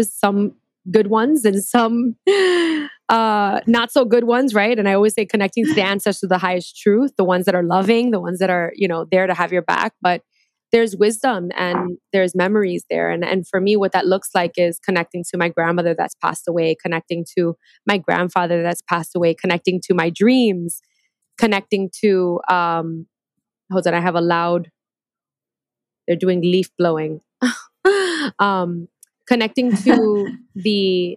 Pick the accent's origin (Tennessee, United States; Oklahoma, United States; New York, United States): New York, United States; New York City; moved away as an adult; also born or lived in Queens / Puerto Rico; I grew up in New York. I'm New Yorkian. I grew up in Brooklyn, lived in Queens my entire life